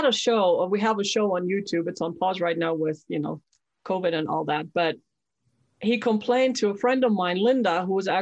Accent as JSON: {"language": "English", "country": "Germany", "tie": "born or raised there", "said": "I was born and raised in Germany"}